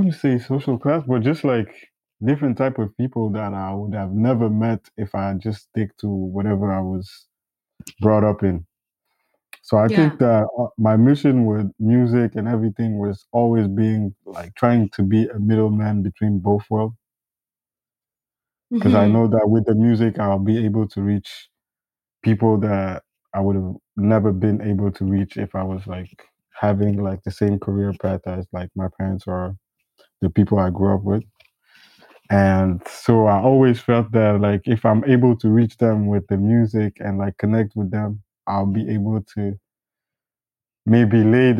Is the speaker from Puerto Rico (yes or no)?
no; Ethiopia; I grew up mostly in Ethiopia.